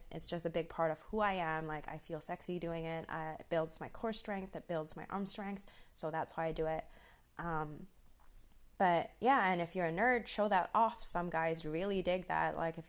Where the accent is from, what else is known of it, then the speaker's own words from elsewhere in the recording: Malaysia; also born or lived in Singapore; But I am Malaysian, Singaporean.